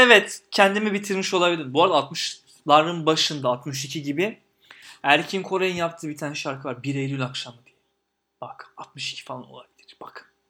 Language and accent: Turkish; Istanbul, Turkey; Ben Eyüp'te büyüdüm. Gazi Osman Paşa'da büyüdüm.